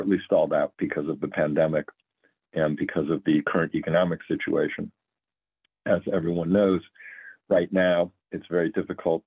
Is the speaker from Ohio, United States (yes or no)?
yes; Cleveland, Ohio, United States; moved away as an adult; also born or lived in Rhode Island / Louisiana / California; moved my family back to Cleveland, where I was born and raised